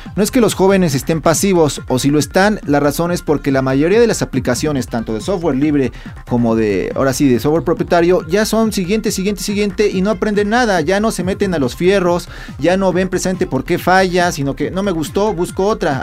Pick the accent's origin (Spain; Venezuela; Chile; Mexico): Mexico; aquí en México